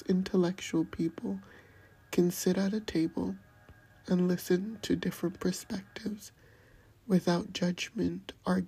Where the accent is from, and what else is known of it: United States